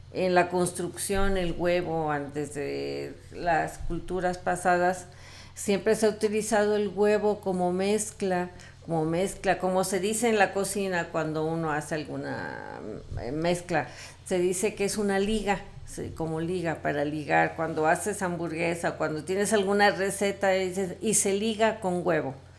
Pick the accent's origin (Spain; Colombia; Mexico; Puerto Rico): Mexico; pues ya ves cómo somos los mexicanos